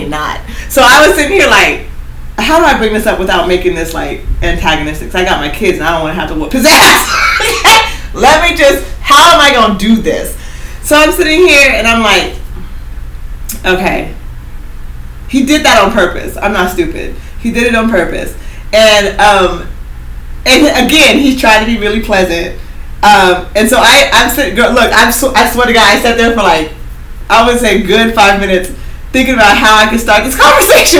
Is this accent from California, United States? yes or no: no; Oregon, United States; I'm from Oregon